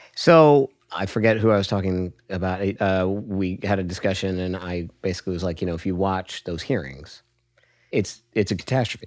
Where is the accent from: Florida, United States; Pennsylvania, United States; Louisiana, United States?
Pennsylvania, United States; Hershey; I was born in Hershey, Pennsylvania